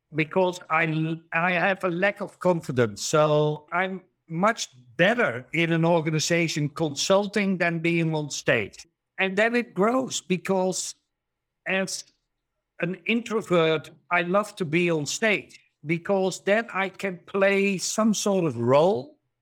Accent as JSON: {"language": "English", "country": "Netherlands", "also_born_or_lived": "Germany", "said": "I'm from the Netherlands, Germany"}